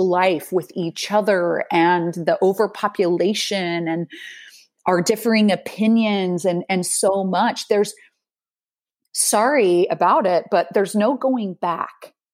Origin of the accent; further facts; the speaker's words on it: Salt Lake City, Utah, United States; moved away as an adult; now in Netherlands; growing up in Salt Lake City, the the city the, is nestled between two mountain ranges